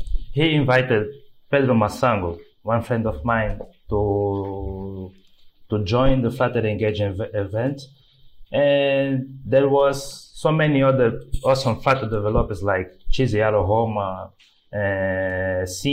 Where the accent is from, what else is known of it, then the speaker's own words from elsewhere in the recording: Luanda, Luanda Province, Angola; I am from Angola, Luanda, Africa